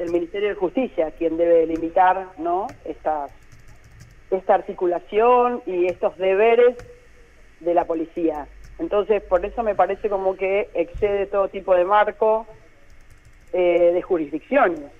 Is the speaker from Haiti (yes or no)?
no; Mar del Plata, Buenos Aires Province, Argentina; también soy una ciudadana de Mar del Plata